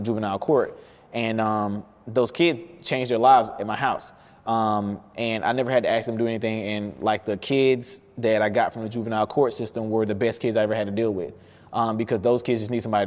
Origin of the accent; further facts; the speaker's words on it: Albany, Georgia, United States; I'm from Albany, Georgia.